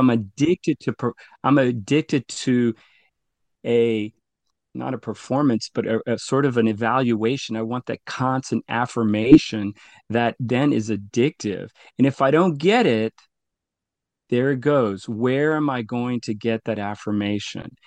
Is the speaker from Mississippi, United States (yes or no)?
no; La Paz River Parish, Louisiana, United States; both of my parents migrated to the U S. Uh, I grew up in the La Paz River Parish area